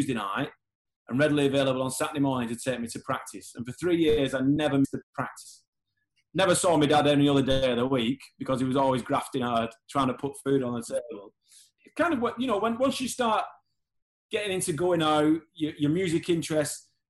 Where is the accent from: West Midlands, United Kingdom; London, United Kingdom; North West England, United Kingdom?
North West England, United Kingdom; Horwich; growing up in Horwich, in Bolton